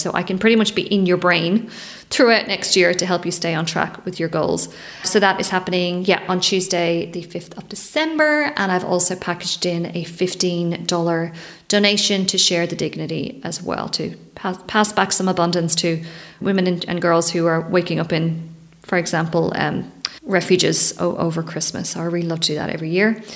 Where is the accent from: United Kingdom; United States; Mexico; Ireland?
Ireland; Leinster; I grew up in Ireland, it's 20, 30 minute drive from the centre of Dublin